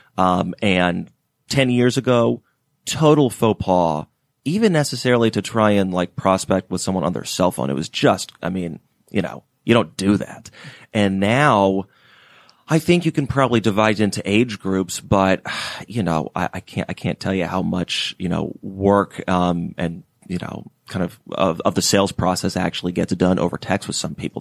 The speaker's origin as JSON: {"language": "English", "town": "Atlanta", "region": "Georgia", "country": "United States", "said": "I'm, uh, from Atlanta originally"}